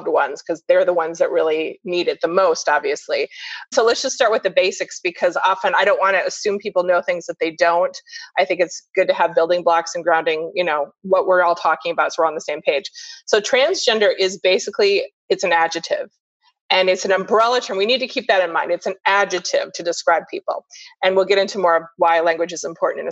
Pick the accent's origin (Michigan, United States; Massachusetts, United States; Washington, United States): Washington, United States; Seattle; now in Sarasota, United States; I'm from Seattle